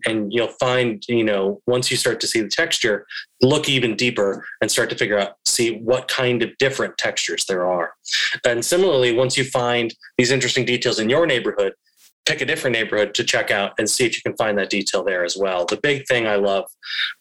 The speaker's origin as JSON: {"language": "English", "town": "St. Paul", "region": "Minnesota", "country": "United States", "tie": "born or raised there", "moved": "yes", "lives_now": "Chicago, United States", "said": "my hometown of St. Paul, Minnesota"}